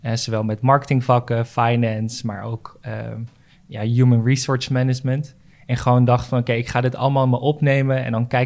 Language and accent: Dutch; Maassluis, South Holland, Netherlands; born or raised there; also born or lived in Rotterdam / Schiedam